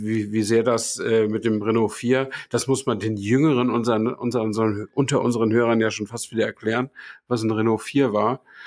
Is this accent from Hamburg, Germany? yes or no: yes; Hamburg, Germany; moved away; ich war ja Hamburger, ich musste da ja nicht durchfahren, um zur Arbeit zu kommen